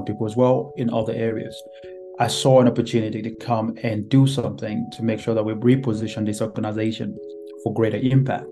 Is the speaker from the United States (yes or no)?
no; Nigeria; moved away as an adult; now in United Kingdom; I came from Nigeria, my home country, to live in the UK.